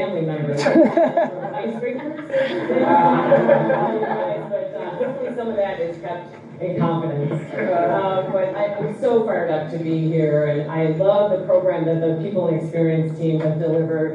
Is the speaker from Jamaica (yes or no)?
no; Australia; I'm Australian.